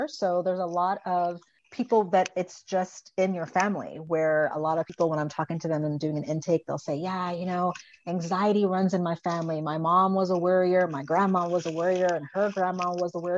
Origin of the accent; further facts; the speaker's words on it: U.S. Virgin Islands; And I grew up on an island. So I grew up in the Virgin Islands and we're surrounded by water